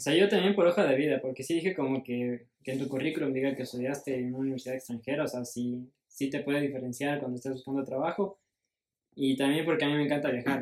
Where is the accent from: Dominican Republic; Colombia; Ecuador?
Ecuador; soy ecuatoriano